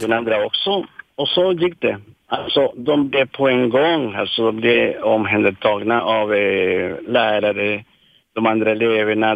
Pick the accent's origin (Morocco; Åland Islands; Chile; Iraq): Chile; moved away as an adult; now in Sweden; jag är från Chile